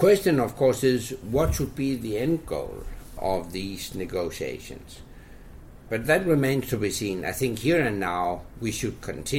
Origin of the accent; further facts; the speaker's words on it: Jutland, Denmark; I grew up in Jutland.